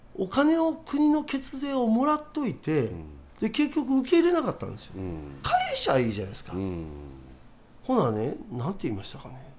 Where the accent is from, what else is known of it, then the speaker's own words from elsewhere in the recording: Izumiotsu, Osaka, Japan; now in Sakai, Japan; もともと僕生まれ泉大津なんですよ